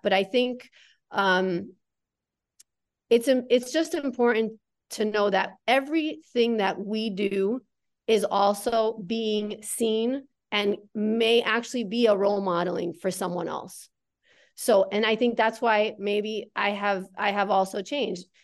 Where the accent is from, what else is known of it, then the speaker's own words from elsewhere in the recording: Connecticut, United States; I grew up in the Northeast, in Connecticut